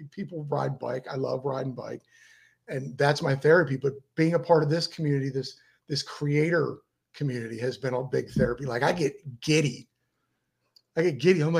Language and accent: English; Miami, Florida, United States; We're from Miami.